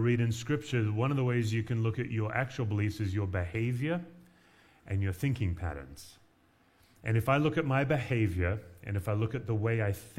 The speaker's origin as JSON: {"language": "English", "town": "Perth", "region": "Western Australia", "country": "Australia", "tie": "born or raised there", "also_born_or_lived": "Knoxville, Tennessee", "moved": "as an adult", "lives_now": "Denver, United States", "said": "I moved from the beach culture of Perth to Appalachian, Tennessee"}